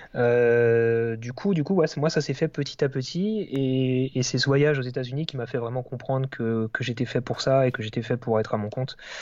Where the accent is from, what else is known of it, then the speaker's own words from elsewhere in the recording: Alsace, Grand Est, France; j'habite en Alsace, je suis originaire d'Alsace, donc dans l'est de la France